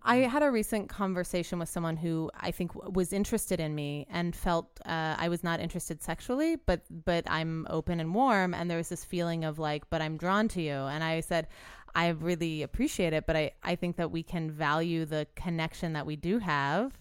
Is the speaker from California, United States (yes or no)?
no; New Orleans, Louisiana, United States; now in Los Angeles, United States; I'm from New Orleans